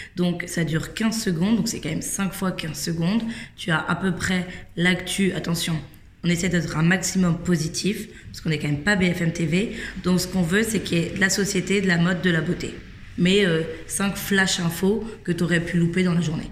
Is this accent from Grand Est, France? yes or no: no; Versailles, Île-de-France, France; j'ai grandi à Versailles